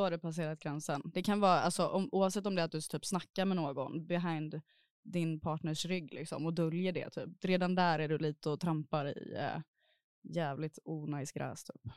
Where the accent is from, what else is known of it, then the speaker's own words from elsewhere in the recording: Gothenburg, Västra Götaland, Sweden; now in Stockholm, Sweden; Jag är från Göteborg.